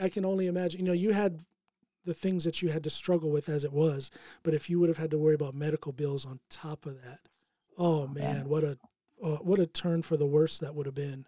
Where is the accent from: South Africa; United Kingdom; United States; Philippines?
United States; Akron, Ohio; moved away as an adult; now in Norway; I was born in Akron, Ohio